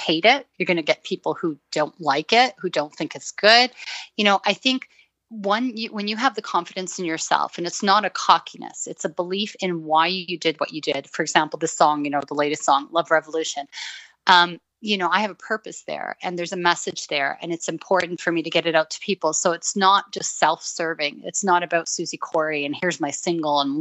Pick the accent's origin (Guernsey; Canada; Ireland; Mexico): Canada; Toronto, Ontario; also born or lived in Beirut, Lebanon / Middle East; I grew up in Toronto